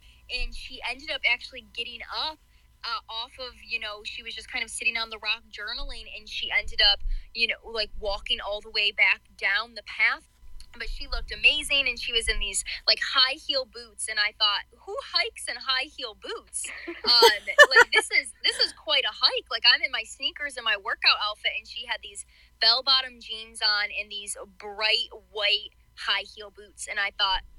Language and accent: English; Buffalo, New York, United States; I'm from the Buffalo area